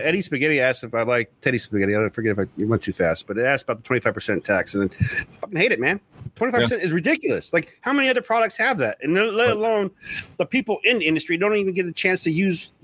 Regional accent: Southern California, United States; I grew up in Southern California with like, but lots of roaches and skateboarding and surfing. That was my childhood.

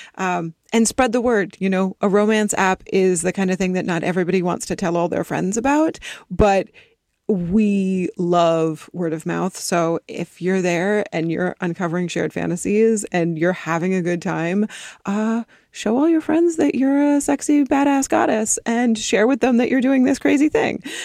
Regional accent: East Coast, United States; now in Los Angeles, United States; I grew up on the East Coast and then my family moved out to the West Coast and I moved down to L

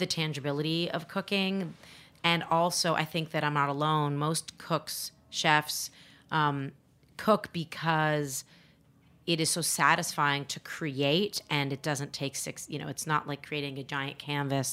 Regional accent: Canada; I'm not actually American. I'm Canadian

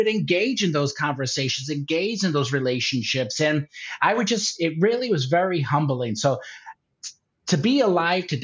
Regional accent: Durham, Connecticut, United States; also born or lived in New York; now in Phoenix, United States; my hometown of Durham, Connecticut

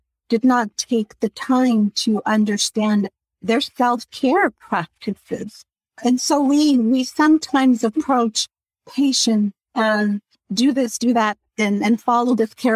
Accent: Costa Rica; moved away; I was born in Central America and Costa Rica, so I'm very aware of my own culture and values and beliefs

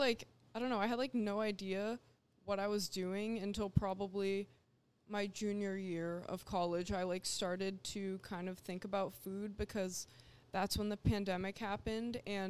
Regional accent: New Hampshire, United States; New Hampshire.

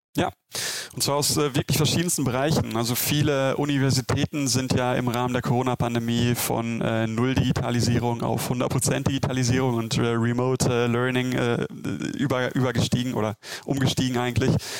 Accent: Germany; ich bin Deutscher

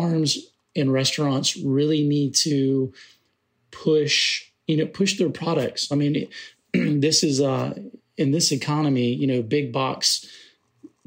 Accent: Aiken, South Carolina, United States; represent my home state, to represent my hometown, and to represent my restaurant

